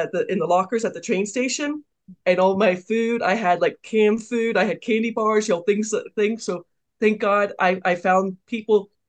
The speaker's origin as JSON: {"language": "English", "town": "Phoenix", "region": "Arizona", "country": "United States", "tie": "born or raised there", "also_born_or_lived": "Poland", "said": "I grew up in Phoenix"}